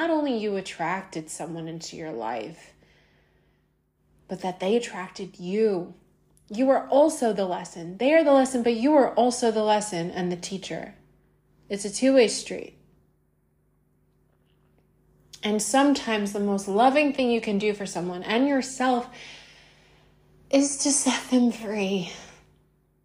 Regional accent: United States; I'm American

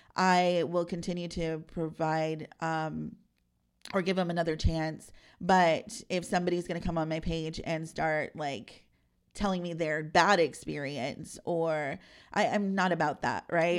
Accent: San Antonio, Texas, United States; I'm a South Side girl

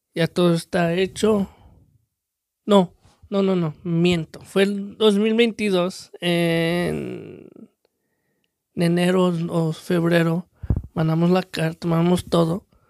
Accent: Mexico; now in United States; soy el mexicano que es mexicano

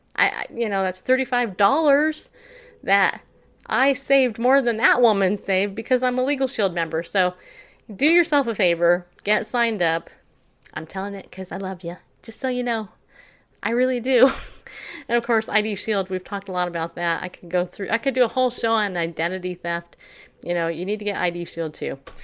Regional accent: upstate New York, United States; moved away; also born or lived in California; I was born in New York state, upstate. And I'm so glad I don't live there

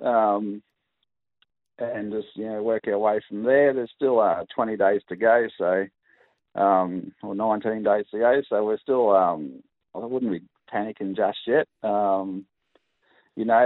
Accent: Mackay, Queensland, Australia; moved away; also born or lived in Brisbane; I'm originally from Mackay

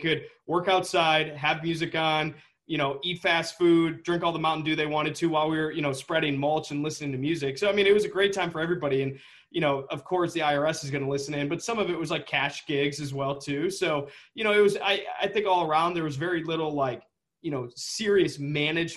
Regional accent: Saline, Michigan, United States; I grew up in just outside of Ann Arbor in a little town called Saline

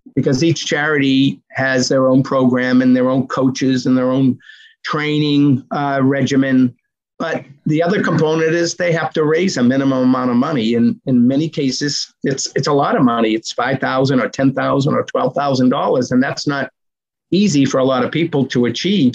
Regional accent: Medford, Massachusetts, United States; my hometown of Medford, Mass

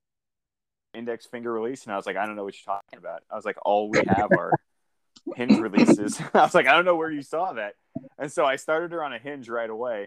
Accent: California, United States; My dad's white, and I grew up in California

